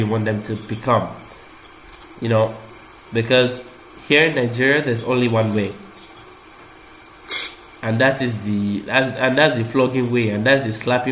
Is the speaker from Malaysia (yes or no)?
yes; Malaysia; moved away; growing up in Malaysia